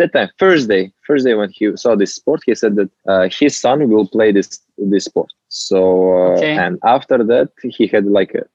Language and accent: English; Uzbekistan; I'm from Uzbekistan. It's a country in Central Asia